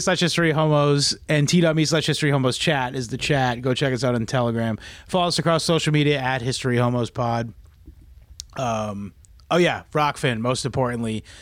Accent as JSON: {"language": "English", "country": "New Zealand", "said": "I'm New Zealand. I'm from New Zealand."}